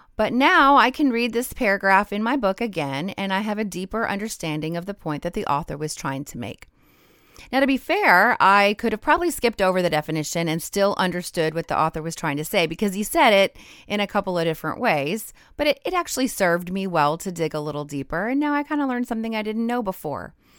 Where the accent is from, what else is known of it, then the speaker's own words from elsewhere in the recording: Rocky Mountains, United States; moved away; I grew up in the Rocky Mountains